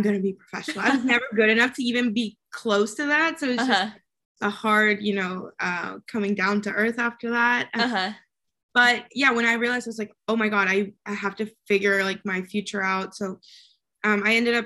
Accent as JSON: {"language": "English", "region": "Kentucky", "country": "United States", "tie": "born or raised there", "also_born_or_lived": "Mexico / Chicago", "accent": "Southern", "said": "And then my mom got a job in Kentucky of all places. So I moved there. My dad stayed in Mexico. And I grew up in Kentucky, even had like a little bit of a Southern accent"}